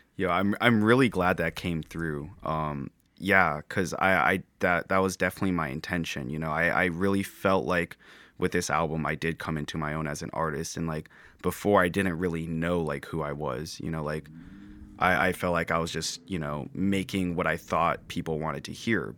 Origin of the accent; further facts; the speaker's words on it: Santa Clara, California, United States; moved away as an adult; born, or born and raised in Santa Clara